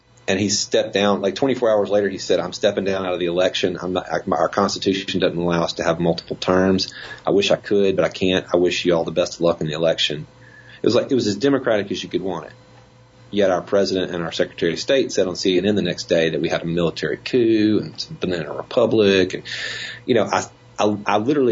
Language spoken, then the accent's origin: English; Jackson, Mississippi, United States; also born or lived in Washington, D.C.; I grew up country boy in Mississippi, right? I mean, it was not that far out of the Jackson